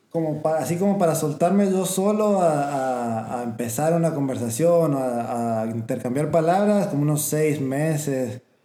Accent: Argentina; moved away as an adult; also born or lived in San Antonio, Texas; now in United States; crecí en Argentina hasta los 18 años, nunca salí del país

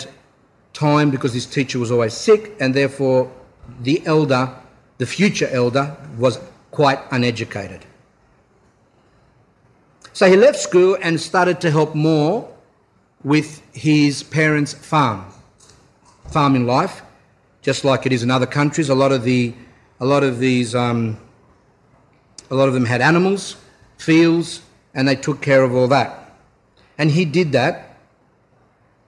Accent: Australia; we're Australian

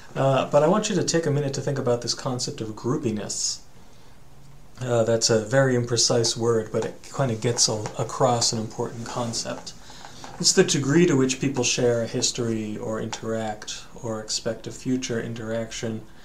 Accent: United States; also born or lived in Japan; you and I, we're Americans

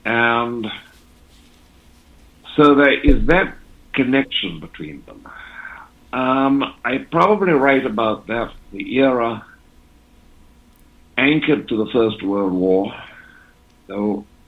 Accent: England, United Kingdom; also born or lived in Switzerland; My parents were divorced when I was quite young, and I was raised in England at my grandparents' and then Switzerland. by my English-speaking mother.

